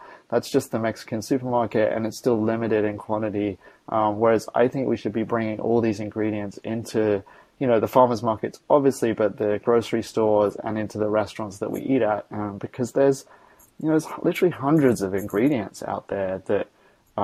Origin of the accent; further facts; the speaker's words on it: Australia; moved away; I was born in Australia